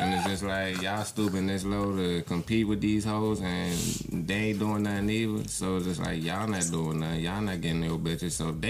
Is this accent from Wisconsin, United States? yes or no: no; Landover, Maryland, United States; also born or lived in Anne Arundel County, Maryland; PG County is home, though, because it's like PG County raised me.